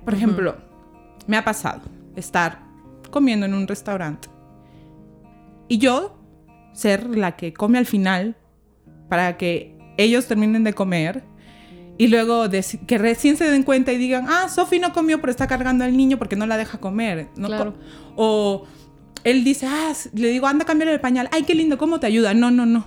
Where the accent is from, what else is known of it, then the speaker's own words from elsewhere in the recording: Peru; now in Mexico; somos los peruanos